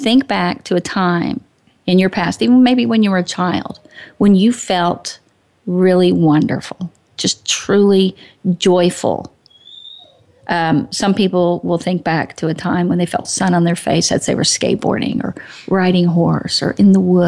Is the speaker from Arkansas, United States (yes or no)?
yes; Arkansas, United States; I'm from Arkansas